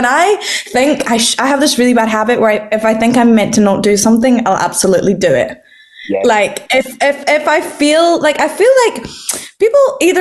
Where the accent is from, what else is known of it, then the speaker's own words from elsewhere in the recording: Scotland, United Kingdom; I'm a girl from Scotland